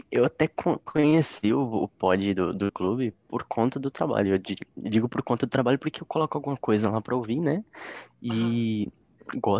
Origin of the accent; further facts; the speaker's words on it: Mato Grosso, Brazil; eu sou do Mato Grosso, tenho 19 anos e trabalho numa cooperativa de crédito.